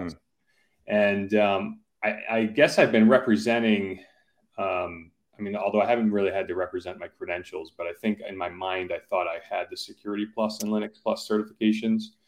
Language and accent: English; Simsbury, Connecticut, United States; my childhood house growing up in Simsbury